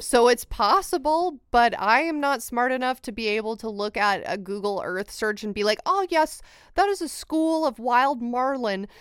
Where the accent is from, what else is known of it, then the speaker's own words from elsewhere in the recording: United States; as an American